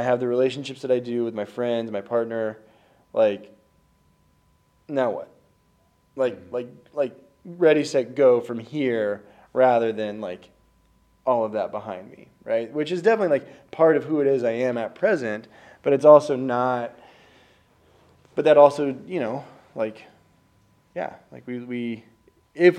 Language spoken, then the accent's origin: English; Kansas, United States; I was raised in Kansas